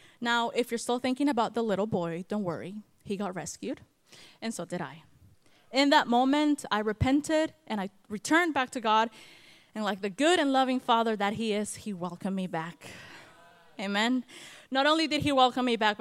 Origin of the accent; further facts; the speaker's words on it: Guatemala; moved away as an adult; also born or lived in California; now in North Carolina, United States; I was born in California, but raised in Guatemala